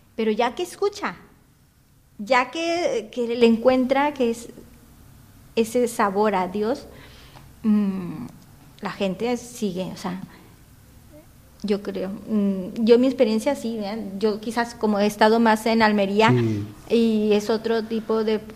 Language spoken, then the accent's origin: Spanish; Sinaloa, Mexico; moved away as an adult; also born or lived in Guadalajara / Chile; now in Spain; yo soy de México, y, pero vivía yo en Sinaloa y me fui a estudiar a Guadalajara.